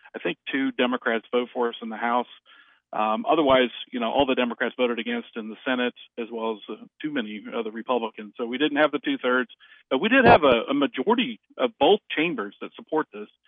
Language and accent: English; Kansas, United States; my home state